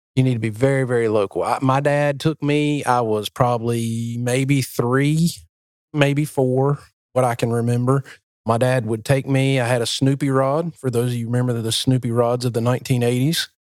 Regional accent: New Bern, North Carolina, United States; moved away; we're in my hometown, we're in Newburn, where you live, and this is where it all started for me

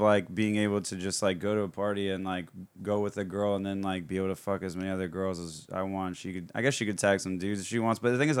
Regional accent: Florida, United States; I grew up in Florida my whole life.

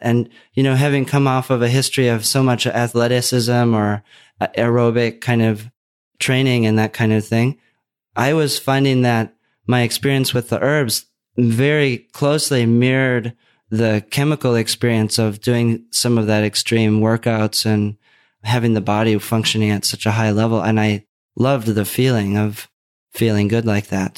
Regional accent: Minnesota, United States; moved away; also born or lived in Los Angeles / Oregon; the growing up in Minnesota

